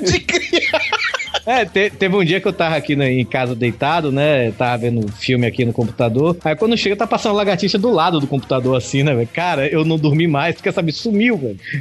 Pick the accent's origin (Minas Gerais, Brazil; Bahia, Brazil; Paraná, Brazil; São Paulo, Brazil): Bahia, Brazil; eu sou baiano